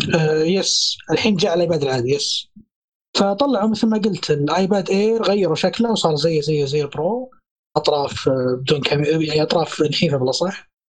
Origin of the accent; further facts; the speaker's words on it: Saudi Arabia; عندنا في السعوديه